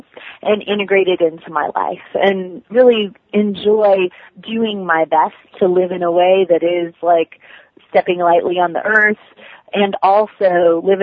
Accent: Washington, United States; now in Appalachians, United States; I actually grew up in Washington State

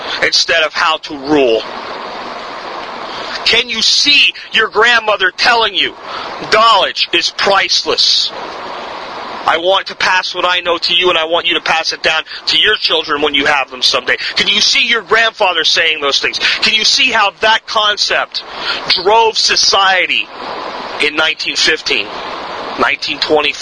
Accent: United States; my birthright as an American

